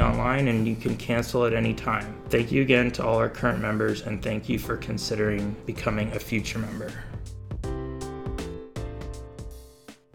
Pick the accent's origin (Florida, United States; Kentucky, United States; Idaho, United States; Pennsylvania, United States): Pennsylvania, United States; Bethlehem; growing up in Bethlehem